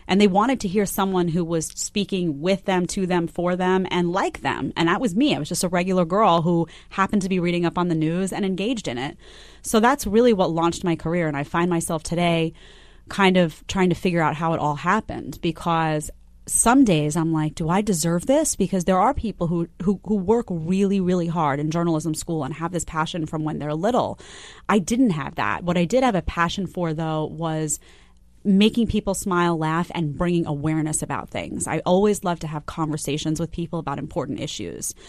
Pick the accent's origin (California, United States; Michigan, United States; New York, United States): New York, United States; New York City; also born or lived in Fort Myers Beach, Florida; I grew up, I grew up in Staten Island, but I was in Manhattan all the time.